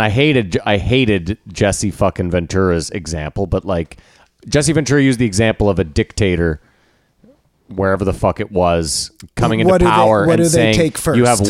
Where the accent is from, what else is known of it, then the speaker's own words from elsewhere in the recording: Canada; We're not American. We are Canadian.